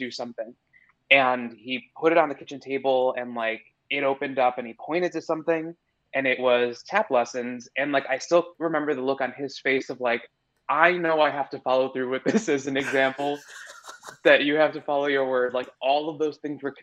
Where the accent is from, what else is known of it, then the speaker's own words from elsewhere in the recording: suburbs south of Chicago, Illinois, United States; now in New York, United States; I grew up in the Midwest, in like the suburbs about 30 minutes south of Chicago